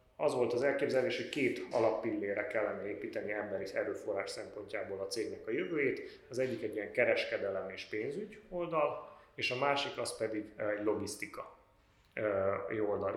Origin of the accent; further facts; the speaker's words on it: Cluj-Napoca, Cluj County, Romania; Én Kolozsvári vagyok, a Bátoriban végeztem, és utána pedig a Bábes Bolyain a közgáz szakon